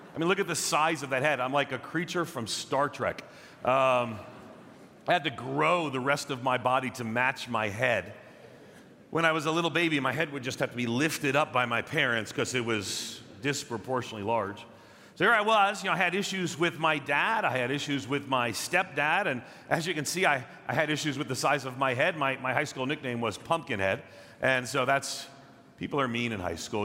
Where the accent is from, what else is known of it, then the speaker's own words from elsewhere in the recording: Long Island, New York, United States; I grew up on Long Island outside of New York City